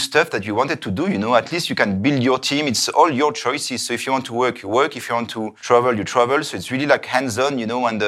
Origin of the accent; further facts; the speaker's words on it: Paris, Île-de-France, France; moved away as an adult; also born or lived in New York / Dubai; now in Zurich, Switzerland; I'm from France. I grew up in Paris.